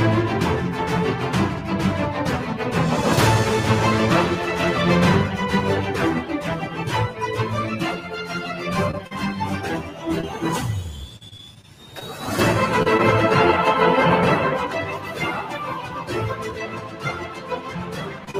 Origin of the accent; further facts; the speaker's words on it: Anacortes, Washington, United States; moved away as an adult; now in California, United States; I grew up in Anacortes, Washington